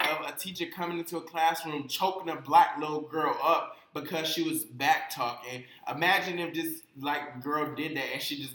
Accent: Georgia, United States; I think Georgia, my home state, Georgia a teacher fired off in the classroom.

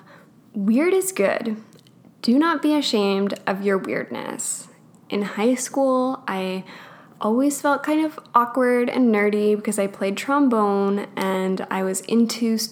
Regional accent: Alberta, Canada; I grew up in Alberta.

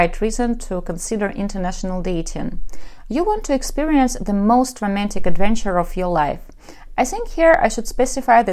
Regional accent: Ukraine; accent: Russian; English is a second language; I am from Ukraine.

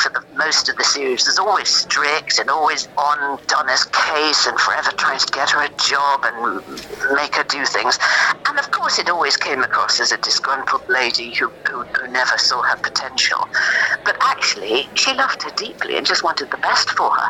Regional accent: North East England, United Kingdom; accent: Geordie; I was brought up in the northeast of England

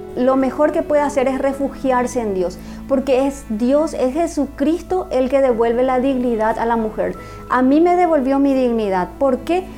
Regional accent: Asunción, Paraguay; nací en Asunción, en la capital acá de Paraguay.

